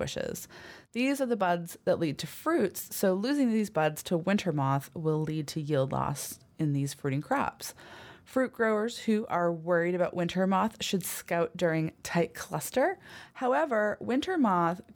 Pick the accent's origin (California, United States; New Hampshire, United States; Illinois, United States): New Hampshire, United States; moved away; I'm originally from New Hampshire. I grew up here, but it's been about 20 years since I left